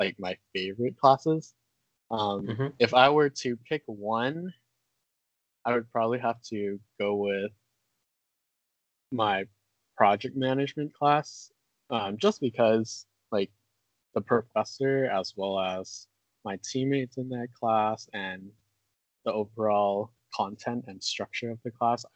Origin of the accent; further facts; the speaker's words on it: California, United States; we grew up in California